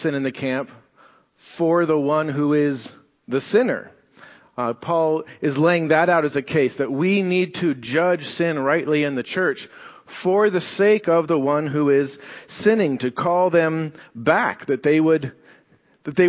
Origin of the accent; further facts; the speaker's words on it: United States; We're Americans